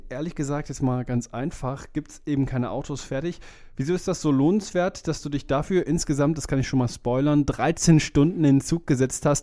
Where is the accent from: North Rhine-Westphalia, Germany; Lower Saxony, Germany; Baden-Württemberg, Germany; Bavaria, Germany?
North Rhine-Westphalia, Germany; Cologne; ich bin ein Kölner Jung.